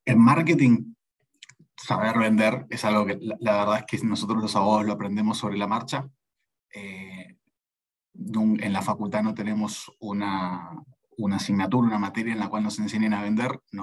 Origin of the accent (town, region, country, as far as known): Argentina; moved away as an adult; also born or lived in Barcelona, Spain; now in Lima, Peru